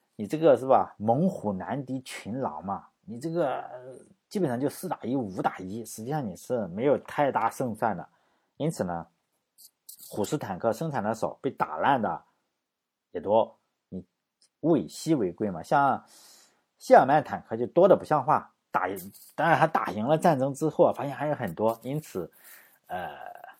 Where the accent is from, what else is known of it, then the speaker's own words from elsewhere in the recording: China; 我们中国人